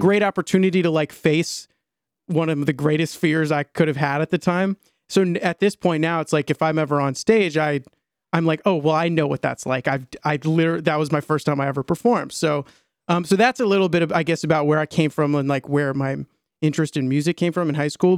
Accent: Maryland, United States; I grew up in Maryland in a, like, about thirty, forty-five minutes outside of D C, north, uh, west of D C, um, in a suburb

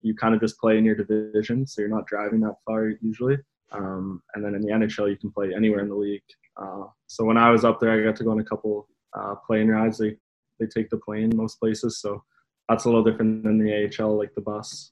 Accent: Aurora, Ontario, Canada; my hometown Aurora

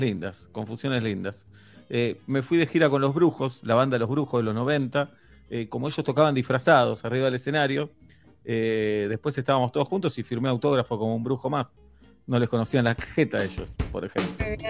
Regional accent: Argentina

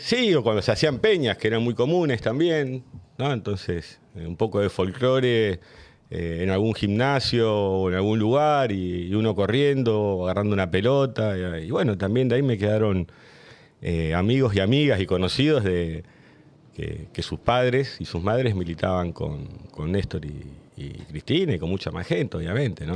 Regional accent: Río Gallegos, Santa Cruz, Argentina; born or raised there

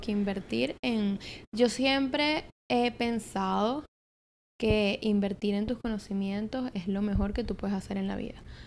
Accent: Caracas, Capital District, Venezuela; moved away as an adult; now in New York, United States; yo soy de Venezuela, nací en Caracas, que eres la capital

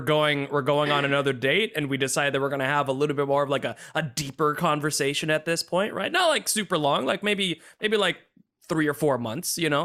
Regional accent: United States; I am literally the first in my family to be an, you know, the, the, the American born

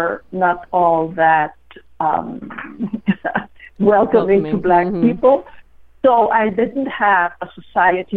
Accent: Guatemala City, Guatemala Department, Guatemala; moved away as an adult; now in United States; I was born and was in Guatemala City, and I was there for 15 years

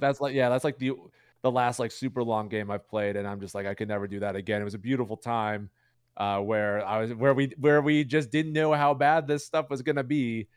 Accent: Chicago, Illinois, United States; I'm from Chicago.

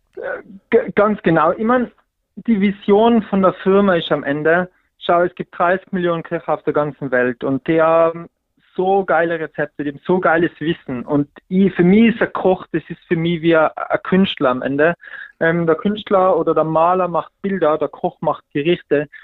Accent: Pitztal, Tyrol, Austria; moved away; ich komme aus dem hintersten Winkel vom, vom Bitztal, wirklich, also 100 Einwohner

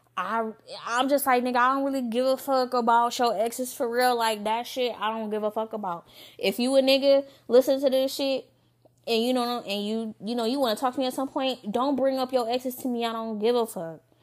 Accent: Lansing, Michigan, United States; moved away; also born or lived in Novi, Michigan; I'm from Lansing. You know, five one seven all day

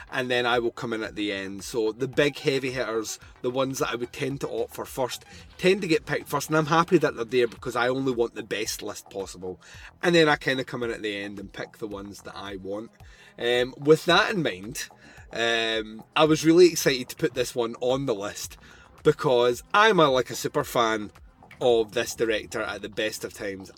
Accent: Scotland, United Kingdom; I'm Scottish

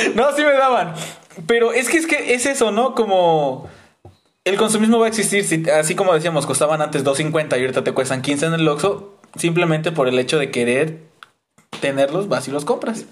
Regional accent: Veracruz, Mexico; cuando era niño, este, aquí en Veracruz, en donde vivimos en el estado

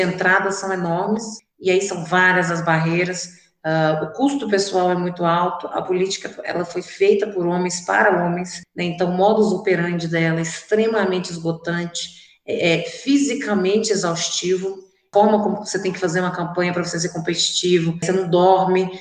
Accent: Divinópolis, Minas Gerais, Brazil; eu sou nascida e criada aqui em Divinópolis

